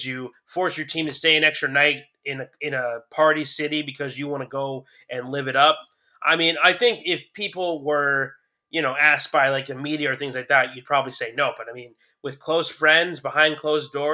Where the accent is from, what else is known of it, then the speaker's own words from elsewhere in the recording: Mount Woodson, California, United States; there was a family in my neighborhood growing up in Mount Woodson